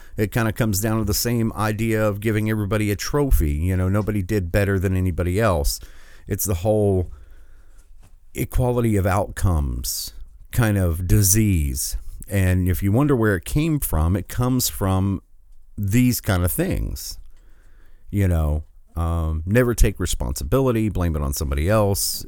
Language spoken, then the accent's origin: English; Michigan, United States; my home state, which is, I was glad to see, uh, the other day that tens of thousands of Michiganders